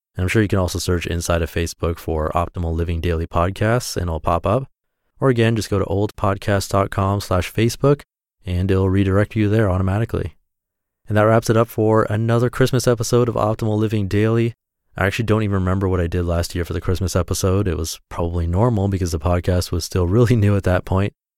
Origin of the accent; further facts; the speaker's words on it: South Orange County, California, United States; also born or lived in Irvine, California; I was born in South Orange County, California, just a few miles from where I live now, which is in South Orange County, California, still